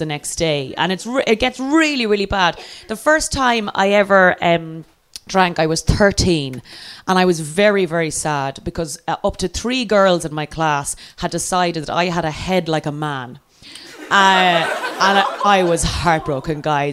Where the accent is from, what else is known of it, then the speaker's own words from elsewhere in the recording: Ireland; I'm Irish and therefore from the U fucking K